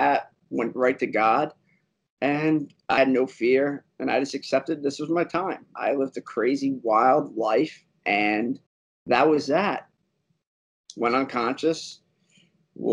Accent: Westchester County, New York, United States; Born, raised in New York, from a county called Westchester

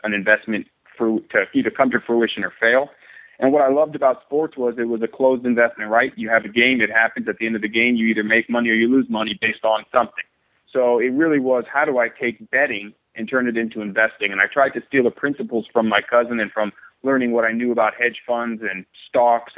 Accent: San Diego, California, United States; I'm from San Diego, California, born and raised

